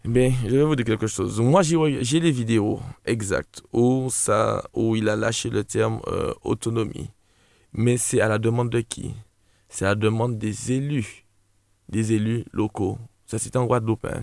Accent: La Trinité, Martinique; also born or lived in Gros-Morne, Martinique; je suis habitant du Gros je suis né à l'hôpital de la Trinité

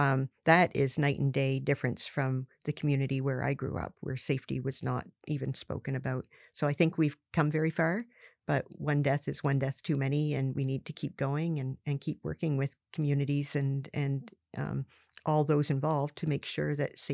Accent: Barrington Passage, Nova Scotia, Canada; growing up in Southwest Nova Scotia, all my life, a shout out to Barrington Passage, but mm-hmm. it's a lobster fishing community.

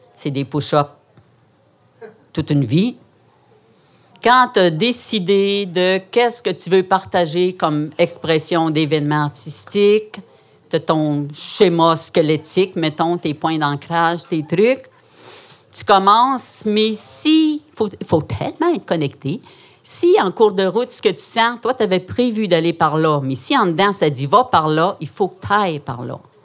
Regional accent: Quebec, Canada; also born or lived in Outaouais; une fille timide, québécoise

